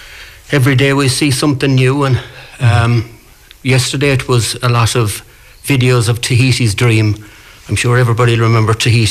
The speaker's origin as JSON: {"language": "English", "town": "Ballyhaunis", "region": "Connacht", "country": "Ireland", "moved": "yes", "lives_now": "Doughiska, Ireland", "said": "I'm originally from Ballyhaunis"}